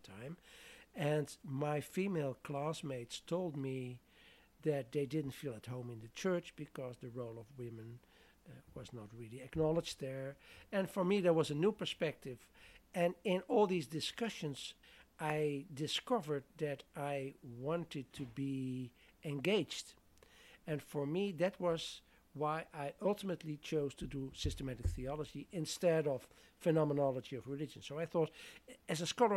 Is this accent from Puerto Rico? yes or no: no; southern Netherlands, Netherlands; moved away; I'm from the southern part of the Netherlands, where most of the population was Catholic